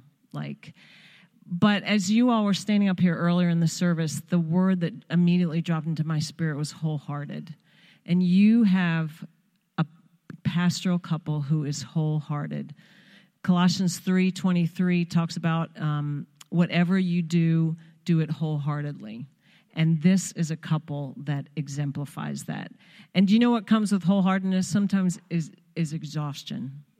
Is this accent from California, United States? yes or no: no; Long Island, New York, United States; First, I have to say, I was born and raised on Long Island.